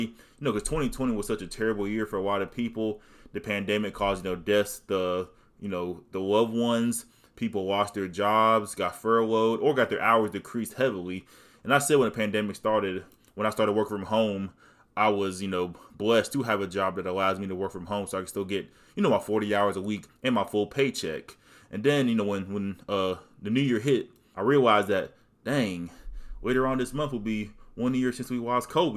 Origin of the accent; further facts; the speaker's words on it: the South, United States; I'm from the South